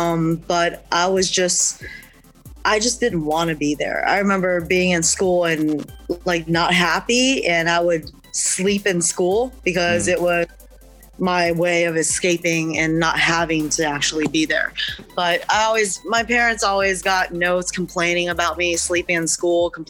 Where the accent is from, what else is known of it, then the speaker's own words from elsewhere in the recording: Charlottesville, Virginia, United States; English is a second language; I was born and raised in Charlottesville, Virginia